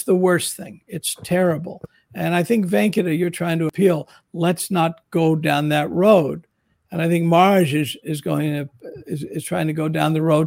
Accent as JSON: {"language": "English", "region": "New Jersey", "country": "United States", "said": "I'm from a Jewish New Jersey community"}